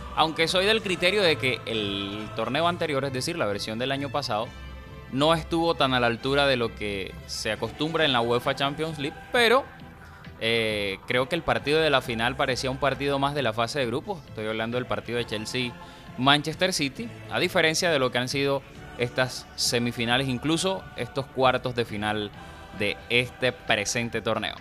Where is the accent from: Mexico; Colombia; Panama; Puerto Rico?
Colombia; La Guajira; now in Cartagena, Colombia; El corazón guajiro